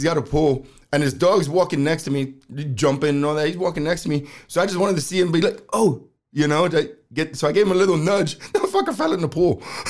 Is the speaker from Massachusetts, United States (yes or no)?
no; New York City, New York, United States; I was born and raised in New York City, and I've never had a pet, not even a freaking goldfish.